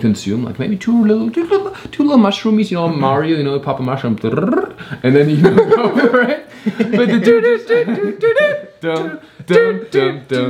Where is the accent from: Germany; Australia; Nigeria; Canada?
Germany; now in United States; I grew up in Germany